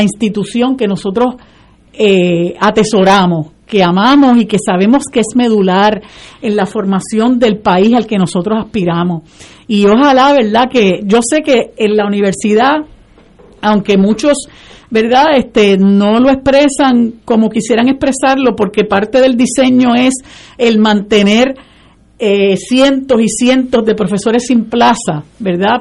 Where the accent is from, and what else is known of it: Puerto Rico